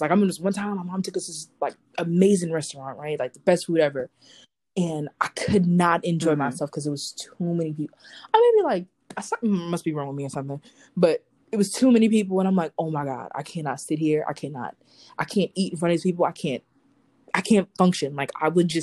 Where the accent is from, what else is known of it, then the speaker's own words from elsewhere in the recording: New York City, New York, United States; I'm from New York City